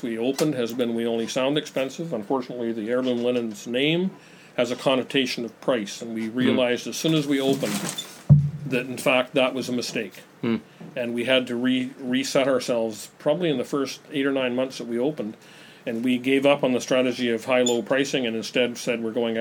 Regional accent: interior of British Columbia, Canada; also born or lived in United States; now in Victoria, Canada; I'm actually from the interior of BC, but I attended University of Victoria for a couple of years

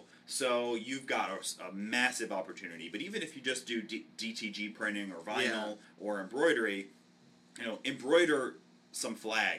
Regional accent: Tampa, Florida, United States; Yeah, I'm from Tampa too.

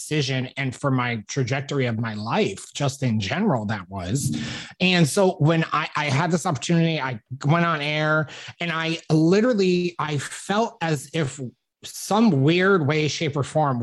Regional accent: upstate New York, United States; moved away; I was on the radio in upstate New York. I just graduated college. I'd moved back kind of in my hometown

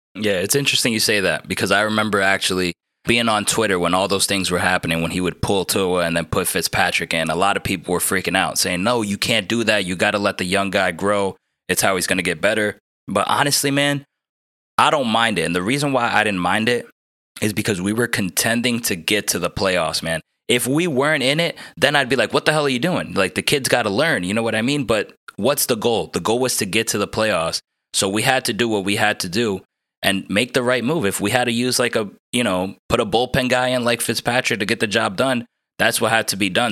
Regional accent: New Jersey, United States; I'm from New Jersey

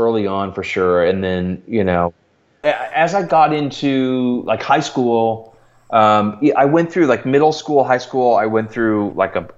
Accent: Milwaukee, Wisconsin, United States; I grew up just outside of Milwaukee

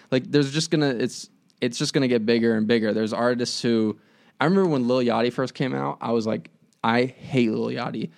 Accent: Phoenix, Arizona, United States; now in Chicago, United States; I'm from Phoenix

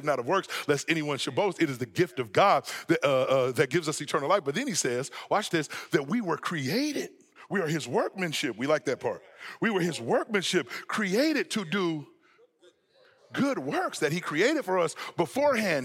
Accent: Southern California, United States; now in Texas, United States; I'm from Southern California and I live in Texas

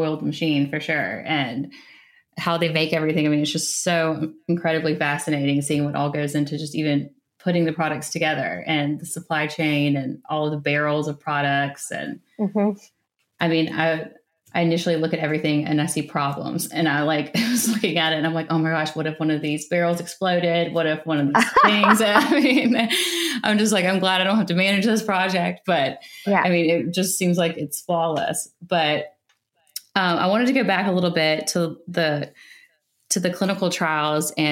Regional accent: Mississippi, United States; I'm from Mississippi

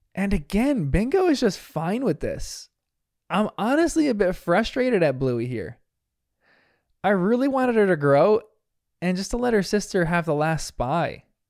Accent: New Jersey, United States; I'm from New Jersey, where we speak proper English

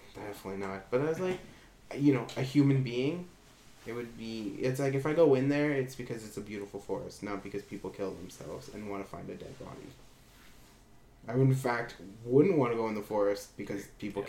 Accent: Ontario, Canada; I was born in Ontario

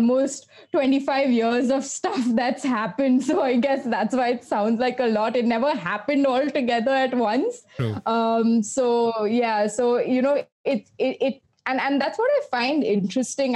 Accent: Kolkata, West Bengal, India; I grew up in Calcutta

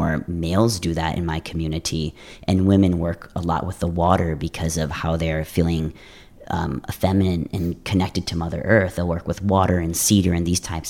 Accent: Madeline Island, northern Wisconsin, United States; I grew up in northern Wisconsin with the Anishinaabe people there in Madeline Island. So I grew up there

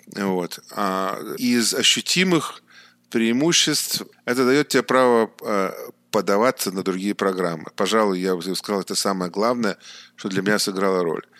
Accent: Saint Petersburg, Russia; moved away as an adult; also born or lived in Beijing, China; now in China; я сам родом из Питера, и в Китай я попал а, некоторое время назад, а именно 8 лет назад

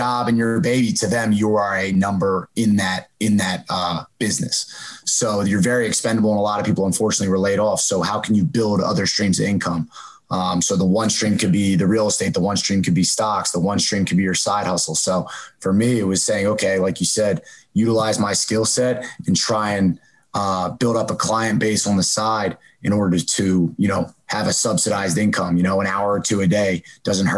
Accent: Downingtown, Pennsylvania, United States; moved away as an adult; where I'm from Downingtown, Pennsylvania, right where Corey's from. So we grew up together

